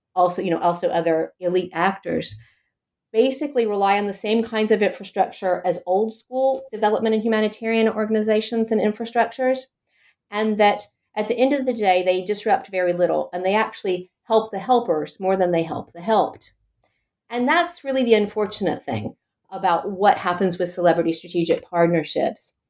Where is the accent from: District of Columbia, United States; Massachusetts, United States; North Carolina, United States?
North Carolina, United States; Chapel Hill; accent: American; moved away as an adult; now in Copenhagen, Denmark; I'm actually American. I, I was born and trained in the US. I'm a political scientist uh, from Chapel Hill, North Carolina